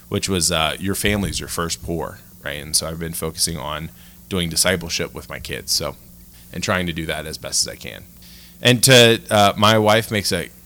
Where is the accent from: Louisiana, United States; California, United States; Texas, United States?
Louisiana, United States; moved away as an adult; now in Denver, United States; I immigrated from Louisiana